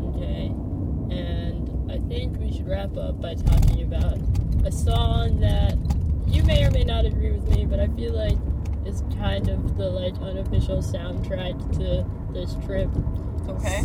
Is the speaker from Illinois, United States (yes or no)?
no; northern California, United States; I'm from north northern California.